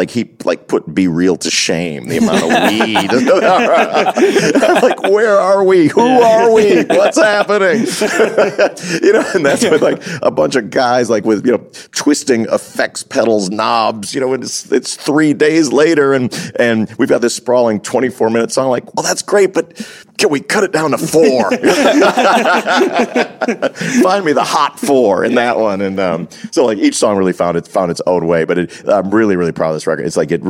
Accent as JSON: {"language": "English", "town": "Chicago", "region": "Illinois", "country": "United States", "tie": "born or raised there", "moved": "yes", "lives_now": "Los Angeles, United States", "said": "So that whenever somebody's from my hometown"}